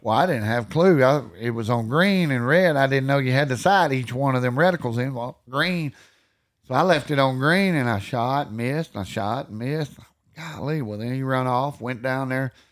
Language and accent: English; Texas, United States; also born or lived in Iowa Park, Texas / Wichita Falls, Texas; I grew up in Alexar, Texas, and I lived there about the first eleven years, and then I moved over to Owl Park, Texas